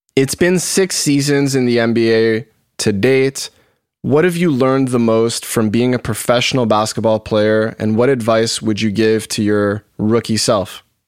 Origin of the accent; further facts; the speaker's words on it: Montreal, Quebec, Canada; I'm born and raised in Montreal